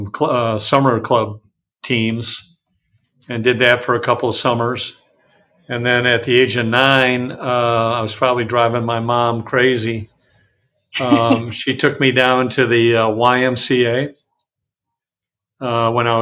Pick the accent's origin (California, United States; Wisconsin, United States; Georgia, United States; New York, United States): Wisconsin, United States; Madison; moved away as an adult; also born or lived in Indiana; now in Dallas, United States; growing up in Madison, Wisconsin, in the summertime, we actually lived right across from the biggest lake in Madison